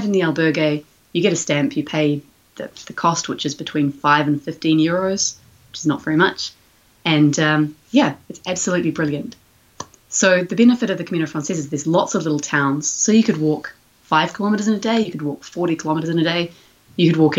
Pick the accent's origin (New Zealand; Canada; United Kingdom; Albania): New Zealand; moved away as an adult; also born or lived in A Coruña, Spain; We're from New Zealand. We can't just walk out of our house and walk to Spain